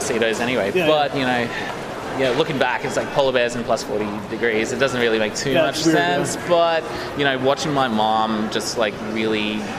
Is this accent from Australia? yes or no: yes; East Coast, Australia; So, like, being Australian, like, I live by the coast on the east.